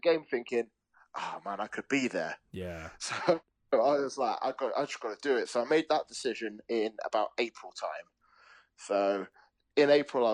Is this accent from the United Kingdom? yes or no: yes; London, United Kingdom; now in Leeds, United Kingdom; I'm from London originally